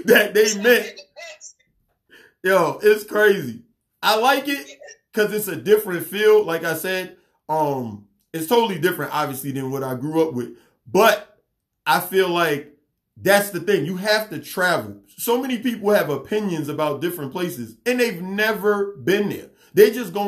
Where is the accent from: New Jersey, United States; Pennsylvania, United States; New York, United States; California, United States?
New York, United States; New York City; now in Gwinnett County, Georgia, United States; I'm from Queens.